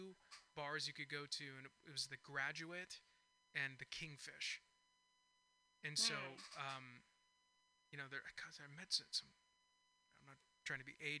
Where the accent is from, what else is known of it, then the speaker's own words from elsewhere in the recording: Castro Valley, California, United States; also born or lived in San Ramon / Oakland; now in San Francisco, United States; I'm an East Bay native. I'm from Castro Valley.